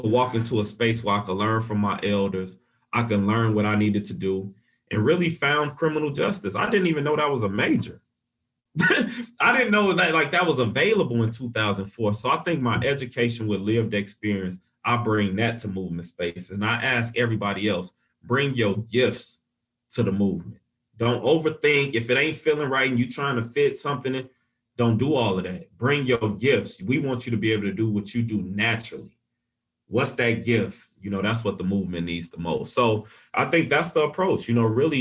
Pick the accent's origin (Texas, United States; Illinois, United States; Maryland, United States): Illinois, United States; Chicago; now in Saint Paul, United States; growing up in Chicago